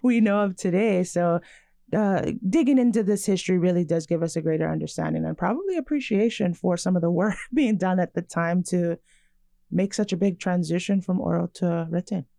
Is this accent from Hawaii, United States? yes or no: yes; Hawaii, United States; born or raised there